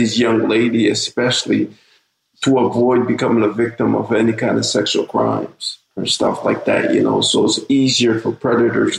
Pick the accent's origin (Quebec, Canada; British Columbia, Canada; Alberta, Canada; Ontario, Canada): Quebec, Canada; Montreal; also born or lived in Saint Vincent and the Grenadines; I was born in the Caribbean. You know, a small island in St. Vincent. My family and my parents, you know, brought us to Canada. We reside here in Lower Burgundy, Montreal